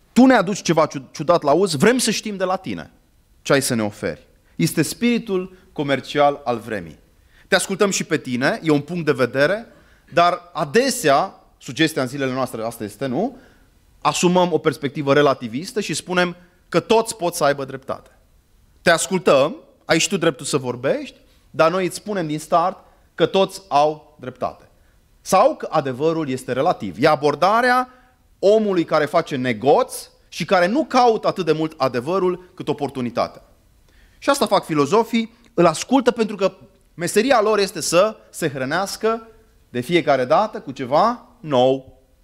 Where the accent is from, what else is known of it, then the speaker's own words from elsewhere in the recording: Arad, Arad County, Romania; moved away; also born or lived in Târnova / Cluj-Napoca / London; am copilărit la Arad